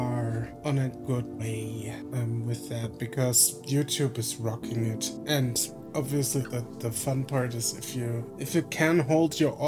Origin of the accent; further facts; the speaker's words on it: Germany; I'm from Germany, so I grew up in a country